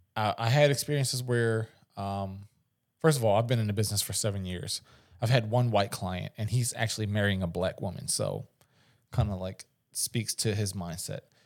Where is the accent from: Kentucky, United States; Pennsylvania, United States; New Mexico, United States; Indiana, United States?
Pennsylvania, United States; Philadelphia; I'm from West Philly